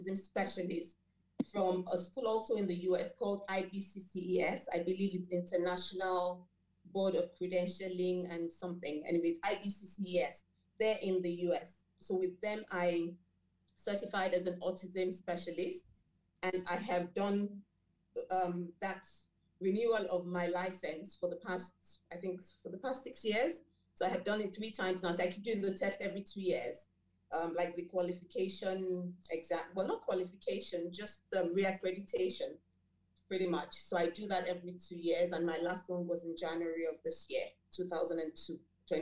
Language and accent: English; Lagos, Nigeria; first language Yoruba; English is a second language; also born or lived in United Kingdom; So I grew up in Lagos, Nigeria